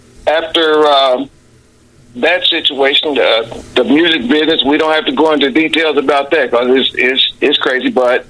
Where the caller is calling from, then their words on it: Dayton, Ohio, United States; Yeah, I'm in Dayton, Ohio.